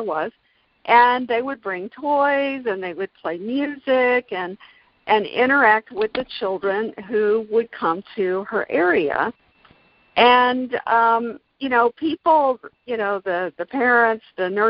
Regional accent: Gainesville, Florida, United States; also born or lived in Jacksonville, Florida; grew up in the Gainesville area

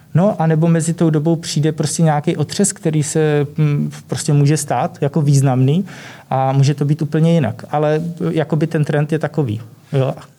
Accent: Vysočina Region, Czechia; nižší polohy na Vysočině, odkud pocházím

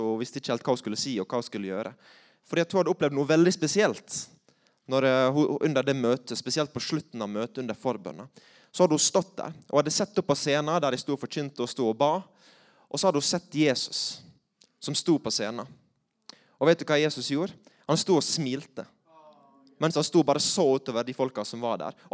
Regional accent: Møre og Romsdal, Norway; accent: Sunnmøre; Eh, så jeg tror jeg holder meg til sunnmørsk.

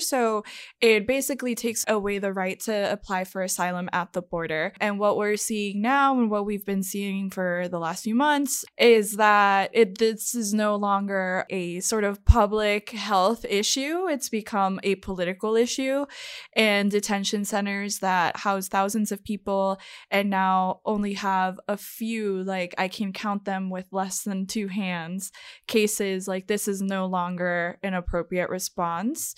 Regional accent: Puerto Rico; moved away; I am from Puerto Rico

